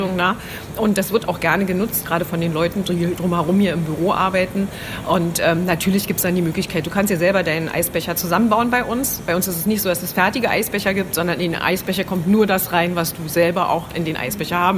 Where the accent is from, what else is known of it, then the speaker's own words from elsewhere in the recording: Thuringia, Germany; Wir kommen aus Thüringen